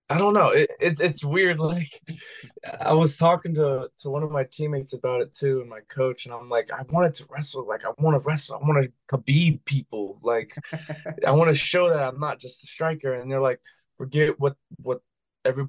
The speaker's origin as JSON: {"language": "English", "town": "Las Vegas", "region": "Nevada", "country": "United States", "tie": "born or raised there", "said": "I grew up in Vegas. I played football in high school there"}